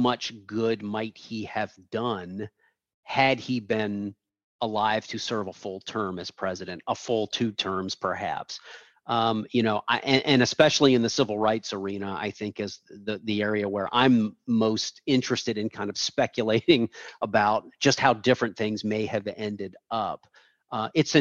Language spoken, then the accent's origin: English; Pennsylvania, United States; moved away as an adult; now in Ohio, United States; my wife and I grew up in Pennsylvania